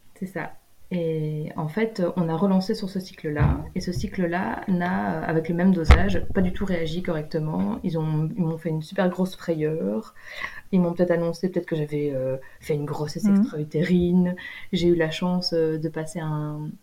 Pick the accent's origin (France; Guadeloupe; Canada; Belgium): Belgium; moved away as an adult; en vivant en Belgique, en étant belge.